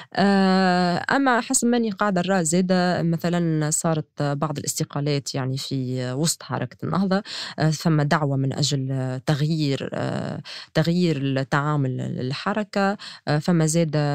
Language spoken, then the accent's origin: Arabic; Tunisia; كتونسية وكصحفية